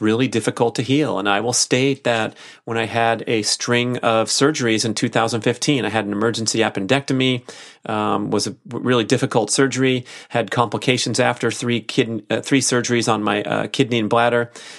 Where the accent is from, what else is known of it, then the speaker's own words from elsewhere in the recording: Australia; Good day. I'm from Australia and just about to embark on the keto reset diet.